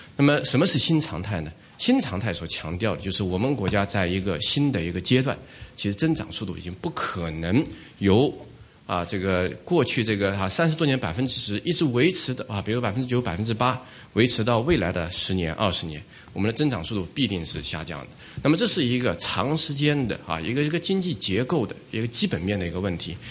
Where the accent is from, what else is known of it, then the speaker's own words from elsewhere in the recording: China; 我作为一个中国人